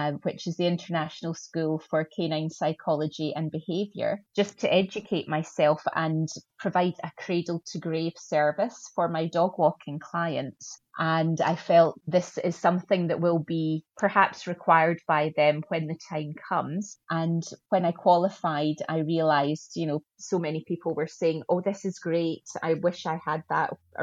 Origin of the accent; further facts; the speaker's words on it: Scotland, United Kingdom; accent: Scottish; also born or lived in Glasgow, Scotland; A lot of people may have recognized the accent as being Scottish.